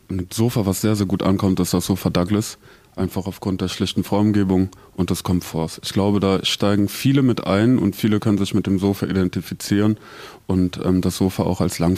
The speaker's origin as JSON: {"language": "German", "country": "Germany", "lives_now": "Zurich, Switzerland", "said": "Also ich komme aus Deutschland und ich glaube, so weit ist der Schweizer vom Deutschen nicht weg."}